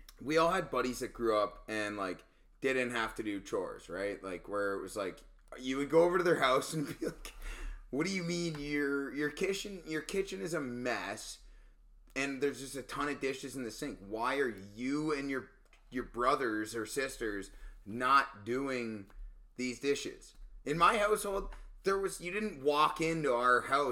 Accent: South River, Ontario, Canada; growing up in South River

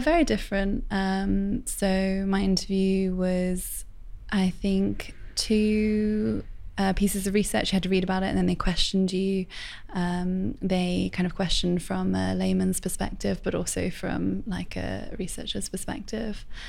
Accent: Plymouth, South West England, United Kingdom; moved away as an adult; also born or lived in Cheltenham / London; now in Birmingham, United Kingdom; I am from Plymouth.

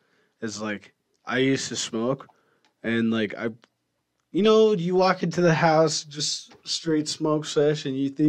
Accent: Montana, United States; I'm from Montana in this outer skirts of Edmonton, so like it's basically like Great Falls.

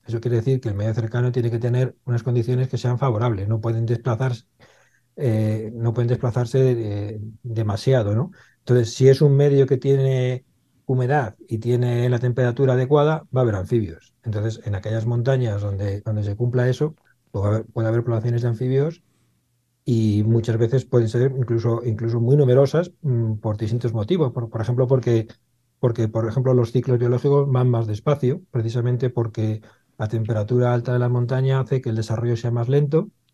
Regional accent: Madrid, Community of Madrid, Spain; yo soy de Madrid, nací en Madrid, en Carabanchel

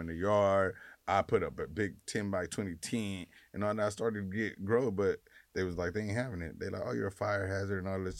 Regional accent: Los Angeles, California, United States; I just from South Central, grew up

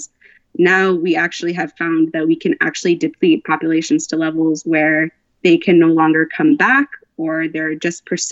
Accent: United States; I'm from the United States

